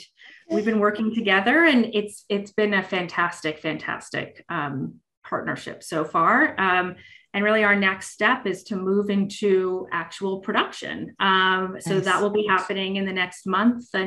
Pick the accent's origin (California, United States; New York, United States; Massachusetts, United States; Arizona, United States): California, United States; Los Angeles; moved away; I'm from Los Angeles originally